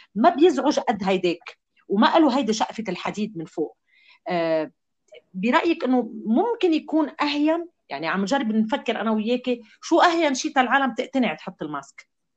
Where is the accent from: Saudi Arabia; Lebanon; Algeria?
Lebanon; كلنا كلبنانيين